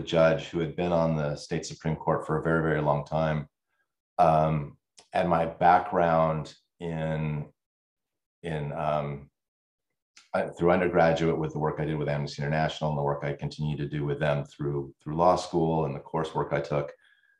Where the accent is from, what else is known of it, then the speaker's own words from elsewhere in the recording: Washington, United States; my experience growing up in the United States